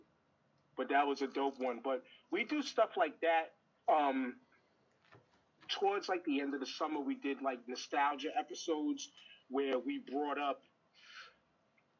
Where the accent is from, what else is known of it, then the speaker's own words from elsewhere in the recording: New York, United States; I'm from New York